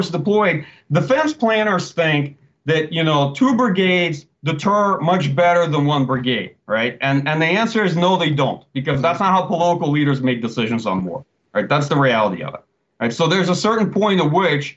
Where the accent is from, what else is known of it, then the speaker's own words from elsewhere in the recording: United States; as an American